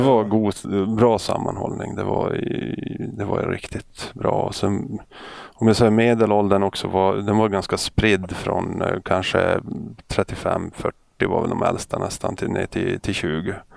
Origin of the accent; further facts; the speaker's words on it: Övertorneå, Norrbotten County, Sweden; moved away; Jag är uppväxt i Norrbotten och eh, en ort som heter Övertorneå